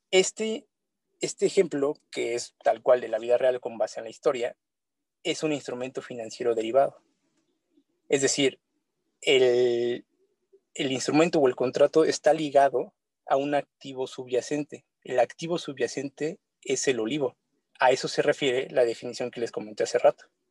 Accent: Mexico; uno como mexicano

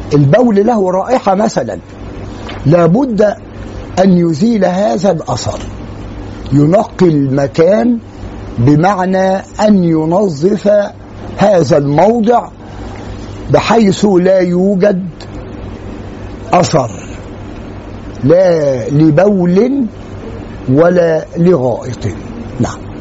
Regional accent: Egypt; عندنا في مصر

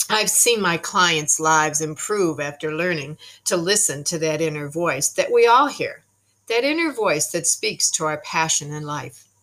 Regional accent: Canada; also born or lived in United States; now in Tauranga, New Zealand; I am a Canadian American New Zealander Kiwi living presently in Tauranga, New Zealand.

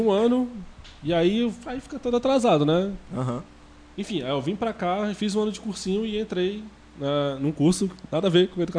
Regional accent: Barra Mansa, Rio de Janeiro, Brazil; moved away; also born or lived in Fortaleza, Ceará; Eu nasci em Fortaleza, mas quando criança fui morar no interior do Rio de Janeiro e fiz todo o meu ensino básico lá.

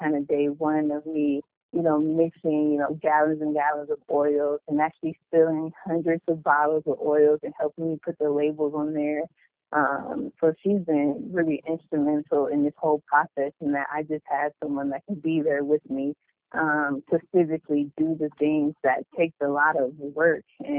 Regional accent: Cleveland, Ohio, United States; moved away as an adult; now in San Diego, United States; I'm from Cleveland, Ohio, and I'm currently stationed in San Diego, California

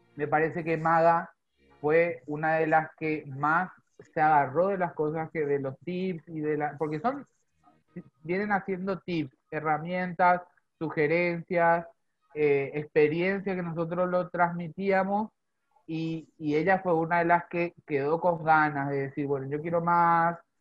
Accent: Paraguay; also born or lived in Zona Sur, Greater Buenos Aires, Argentina; now in Argentina; yo que soy paraguayo

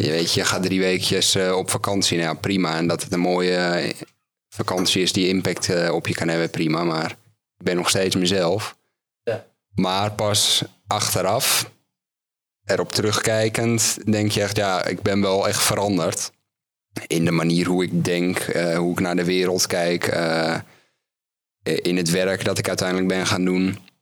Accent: Netherlands; als Nederlander

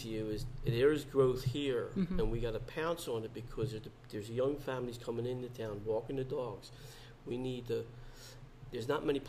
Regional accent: Upper Darby, Pennsylvania, United States; But I grew up in Upper Darby.

